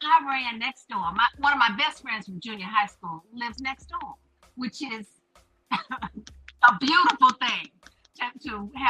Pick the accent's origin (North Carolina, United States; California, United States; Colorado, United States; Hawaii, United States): North Carolina, United States; Winston-Salem; also born or lived in Florida; Well, I currently live in Winston-Salem. However, I'm a military brat, and I was born in Florida.